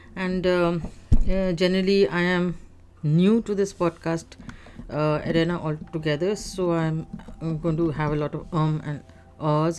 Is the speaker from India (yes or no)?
yes; India; now in Canada; that ghastly second wave in India, in which my home country was sent into a state of shock